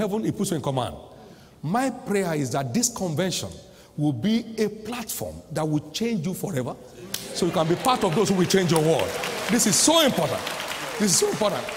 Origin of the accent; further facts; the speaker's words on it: Nigeria; I came all the way from Nigeria